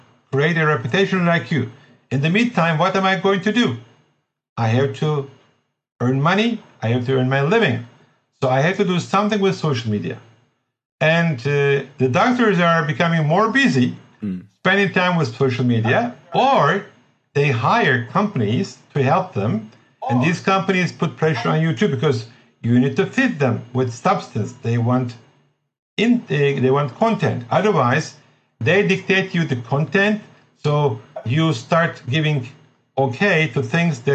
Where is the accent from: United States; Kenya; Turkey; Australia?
Turkey; English is a second language